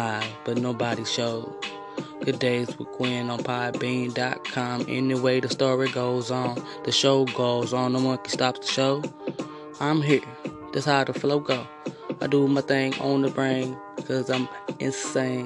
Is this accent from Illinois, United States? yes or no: yes; East St. Louis, Illinois, United States; I'm from East St.